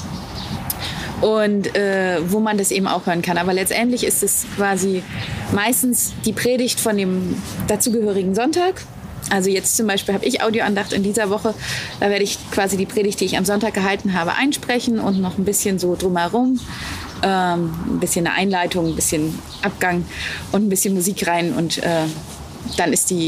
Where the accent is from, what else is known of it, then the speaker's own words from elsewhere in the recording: Wittenberg, Saxony-Anhalt, Germany; also born or lived in Kiel; Ich bin in Wittenberg aufgewachsen.